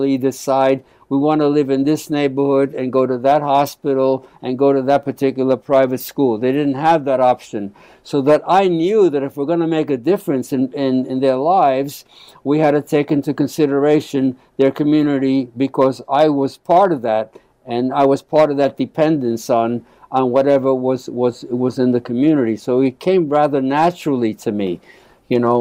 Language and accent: English; New York City, New York, United States; first language Spanish; English is a second language; also born or lived in South Bronx; I basically grew up in Black Harlem